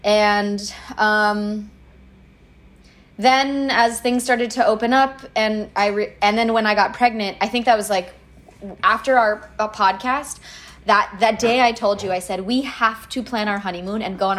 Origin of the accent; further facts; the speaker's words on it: California, United States; growing up in California